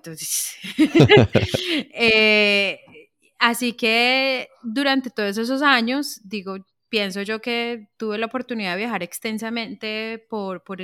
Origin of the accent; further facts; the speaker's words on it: Colombia; moved away as an adult; salí de Colombia chiquita, me parecía a mí como para una colombiana sola, tenía 22 años.